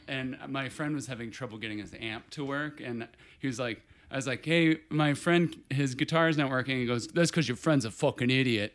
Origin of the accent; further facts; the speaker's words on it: Portage, Indiana, United States; Portage, Indiana. It's, uh, Portage. sort of northwest Indiana, about an hour outside of Chicago